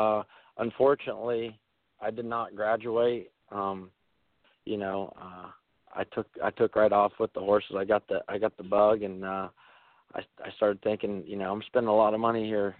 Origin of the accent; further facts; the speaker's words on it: Ohio, United States; I'm from Ohio